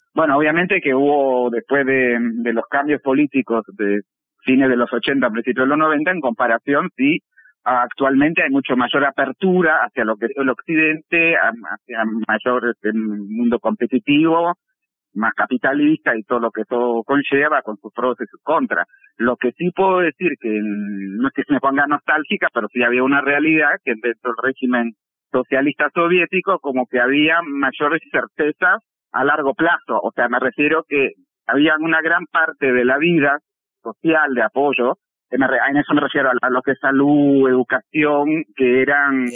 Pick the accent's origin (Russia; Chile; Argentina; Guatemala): Russia; Moscow; moved away as an adult; now in Uruguay; soy nacida en Moscú, soy este, moscovita, de nacimiento, de crianza y de sentimiento, digamos, y viví hasta el año 88. Me fui con 22, casi 23 años para acá, para Uruguay